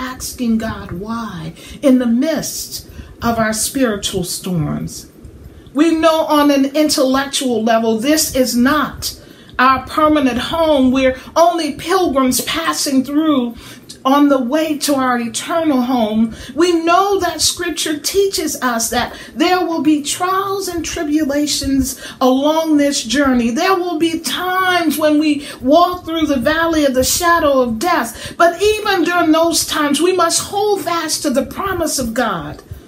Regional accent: southern Louisiana, United States; now in Middle Tennessee, United States; Having grown up in southern Louisiana, I know a little bit about hurricanes

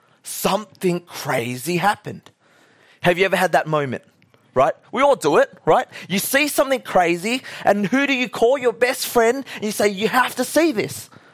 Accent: Australia; We're all Australian. Woo, yeah, Australia was.

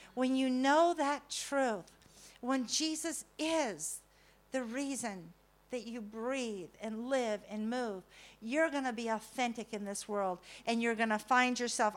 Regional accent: California, United States; I'm from California

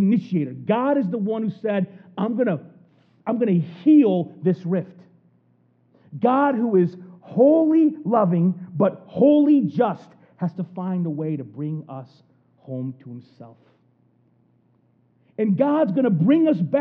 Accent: United States; being like an American

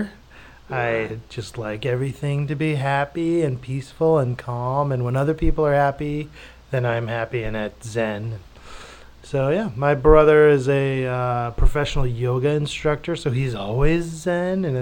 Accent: Orem, Utah, United States; moved away as an adult; also born or lived in Boston / Los Angeles / Russia; now in New York, United States; I grew up in Utah, a little town called Orem, Utah

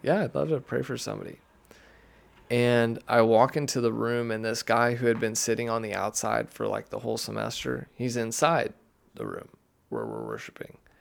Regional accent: Siloam Springs, Arkansas, United States; I grew up in Siloam

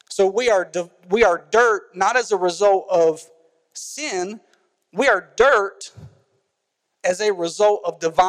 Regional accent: Carrboro, North Carolina, United States; I grew up in Carrboro, North Carolina

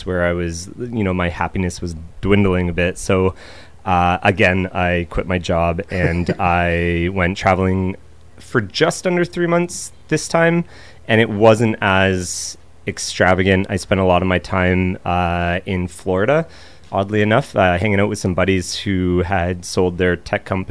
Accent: Ontario, Canada; moved away as an adult; I'm from Ontario

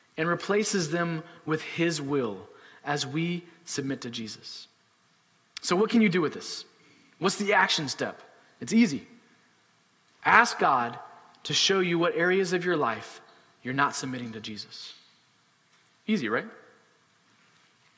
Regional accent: United States; as American citizens

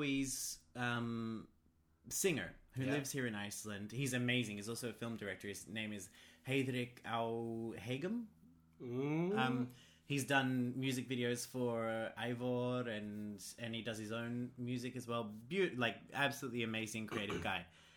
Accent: Australia; I'm an Australian

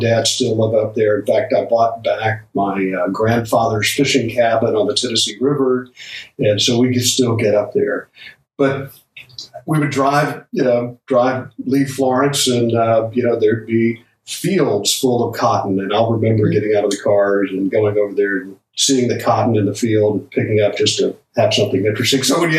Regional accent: Manila, Metro Manila, Philippines; And ended up growing up in Manila.

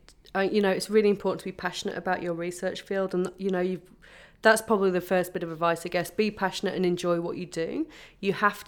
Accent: England, United Kingdom; born there; English. I do have Irish parents, but I was born in England, okay.

